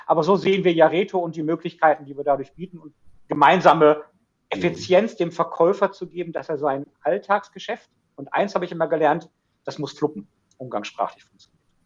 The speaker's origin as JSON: {"language": "German", "area": "Ruhr area", "region": "North Rhine-Westphalia", "country": "Germany", "tie": "born or raised there", "said": "Kind des Ruhrgebiets durch und durch"}